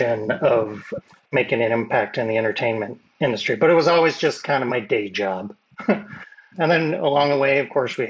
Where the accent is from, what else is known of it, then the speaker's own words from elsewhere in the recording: Michigan, United States; I grew up in Michigan and Midwestern guy